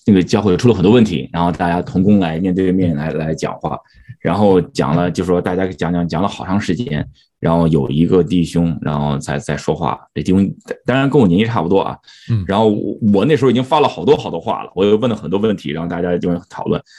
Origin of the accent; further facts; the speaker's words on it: United States; 以前我往往在美国出生长大，觉得自己把自己放在一个框框里头。OK，我是一个华人，我在美国啊